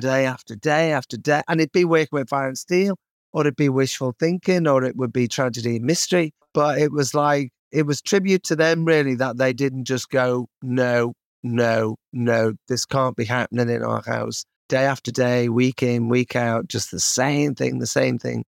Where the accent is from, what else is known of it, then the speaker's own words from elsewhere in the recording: Kirkby, North West England, United Kingdom; especially Ed and Self growing up in Kirby